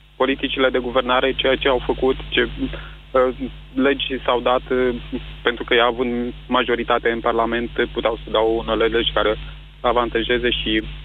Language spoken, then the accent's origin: Romanian; Constanța, Constanța County, Romania; Eu sunt din Constanța și la noi filiala din Constanța